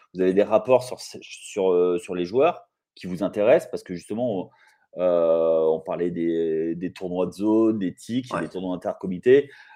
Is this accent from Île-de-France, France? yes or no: no; Limoges, Nouvelle-Aquitaine, France; je suis de Limoges